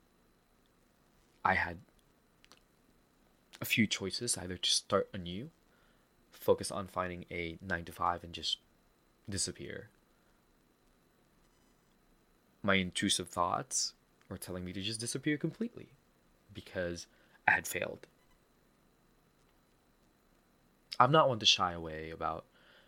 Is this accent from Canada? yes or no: no; Philippines; accent: Filipino; my Filipino accent is so strong